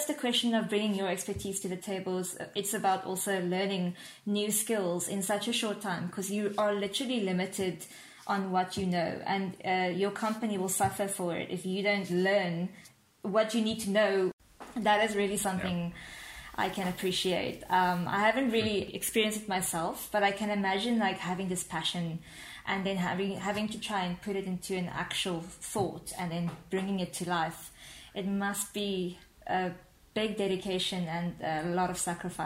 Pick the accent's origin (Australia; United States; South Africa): South Africa